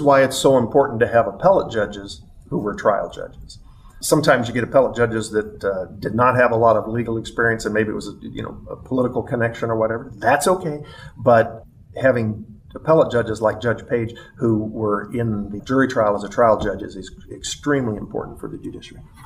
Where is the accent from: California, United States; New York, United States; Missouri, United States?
Missouri, United States; as a Missourian, as an American